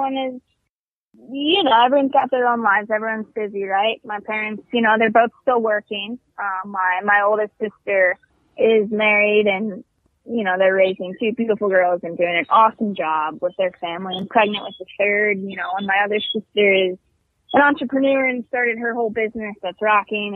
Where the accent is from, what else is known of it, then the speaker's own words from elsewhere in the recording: Virginia Beach, Virginia, United States; moved away as an adult; I'm originally from Virginia Beach, Virginia